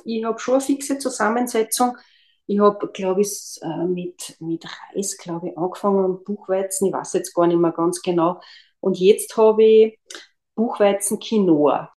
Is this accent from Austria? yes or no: yes; Austria; bei uns in Österreich